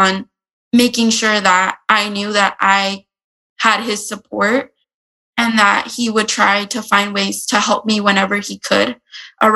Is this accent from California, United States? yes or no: yes; San Diego, California, United States; I grew up in San Diego and I am attending the University of San Diego